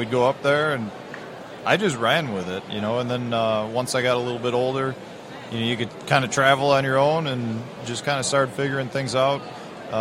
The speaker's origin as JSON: {"language": "English", "town": "Chicago", "region": "Illinois", "country": "United States", "tie": "born or raised there", "said": "Growing up in Chicago, we don't have a whole lot of water to fish there"}